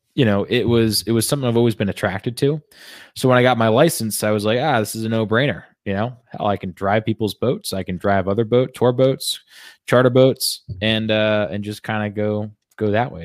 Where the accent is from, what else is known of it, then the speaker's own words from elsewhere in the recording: Rhode Island, United States; also born or lived in Laguna Beach, California / Florida / Hawaii; I grew up here in Rhode Island.